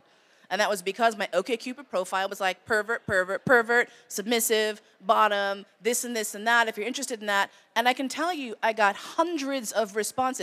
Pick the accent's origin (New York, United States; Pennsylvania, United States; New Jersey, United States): New York, United States; moved away; also born or lived in San Francisco; I grew up in New York